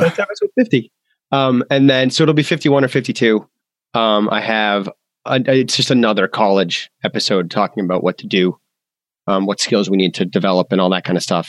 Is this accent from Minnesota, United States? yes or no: no; Massachusetts, United States; I'm from Massachusetts.